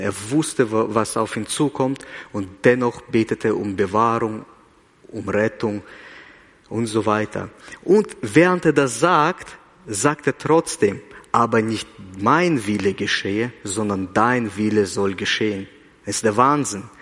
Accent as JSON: {"language": "German", "country": "Kazakhstan", "tie": "born or raised there", "moved": "yes", "lives_now": "Switzerland", "said": "ich bin in Kasachstan geboren"}